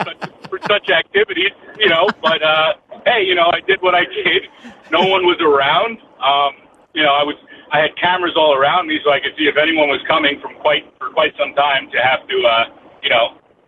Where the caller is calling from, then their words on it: Bergen County, New Jersey, United States; I'm calling from Bergen County, New Jersey.